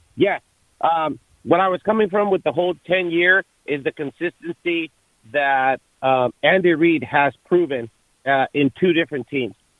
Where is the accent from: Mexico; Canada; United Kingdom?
Mexico; moved away; I'm originally from Mexico